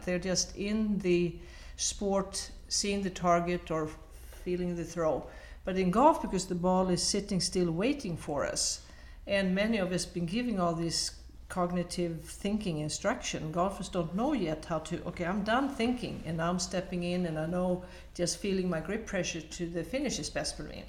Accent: Sweden; moved away as an adult; also born or lived in United States; I'm from Sweden, I played in our national teams

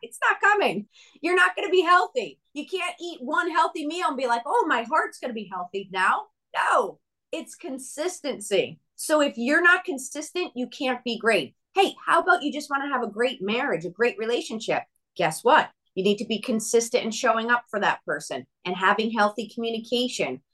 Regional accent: Connecticut, United States; moved away as an adult; also born or lived in Nashville, Tennessee / Franklin, Tennessee; now in Arizona, United States; I grew up in Connecticut

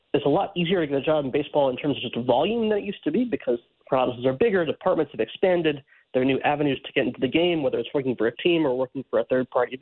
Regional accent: Cleveland, Ohio, United States; the Guardians, which was my hometown team.

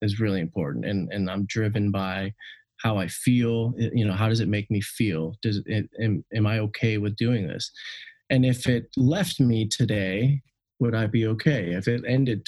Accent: Seattle, Washington, United States; I'm from the Seattle area

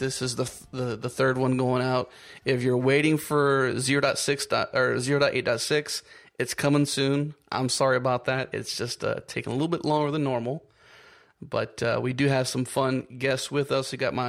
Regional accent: Pittsburgh, Pennsylvania, United States; I'm from Pittsburgh

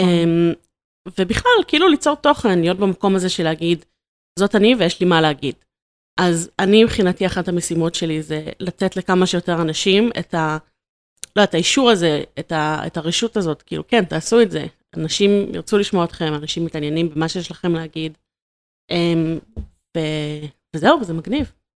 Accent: Ramat Gan, Tel Aviv District, Israel; moved away as an adult; now in Pardes Hanna, Israel; אני לגמרי מרכזניקית, אני במקור מרמת גן

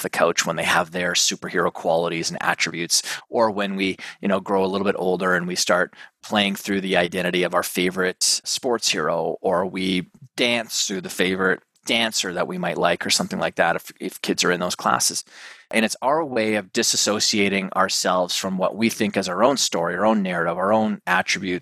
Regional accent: Canada; now in New York City, United States; I got my family up here because I'm originally Canadian

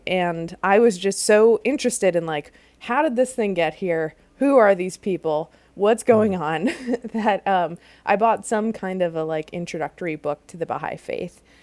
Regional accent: outside Chicago, Illinois, United States; I grew up outside Chicago in a suburb

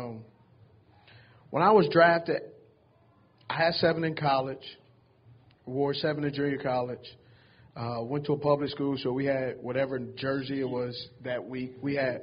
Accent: California, United States; moved away; also born or lived in Utah; I'm from Cali

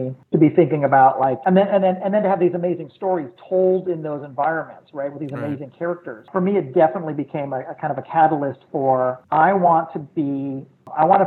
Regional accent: St. Louis, Missouri, United States; I grew up in St. Louis in the Midwest

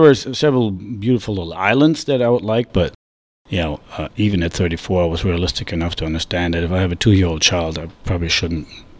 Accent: Germany; moved away as an adult; also born or lived in London, United Kingdom; now in United States; I was born and raised in Germany. I moved to the U.S. in 1999, in fall of 99.

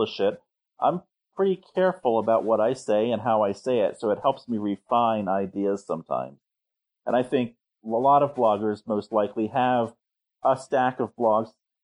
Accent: Cincinnati, Ohio, United States; also born or lived in Bloomington, Indiana; now in Portage, United States; when I was growing up in Cincinnati

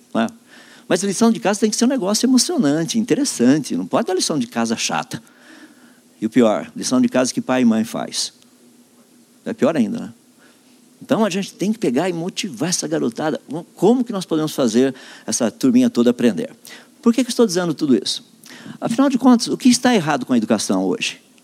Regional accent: Limeira, São Paulo, Brazil; eu sou da cidade de Limeira, estado de São Paulo

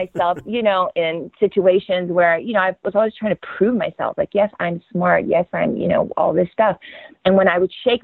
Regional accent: Louisiana, United States; growing up in Louisiana at the time

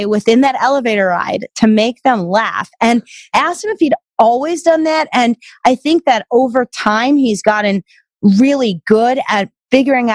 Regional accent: New York area, United States; growing up in the New York area

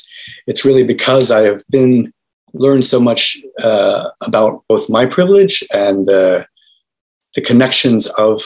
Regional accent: just outside Washington, D.C., Northern Virginia, United States; also born or lived in West Africa; I grew up in just outside of Washington, D.C. in Northern Virginia

